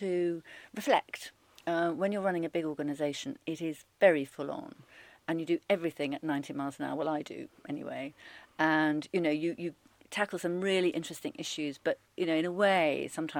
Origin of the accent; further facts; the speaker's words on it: Rugby, West Midlands, United Kingdom; moved away as an adult; also born or lived in Alston, Cumbria; We came down to Rugby when I was about five, and I went to Rugby High School for girls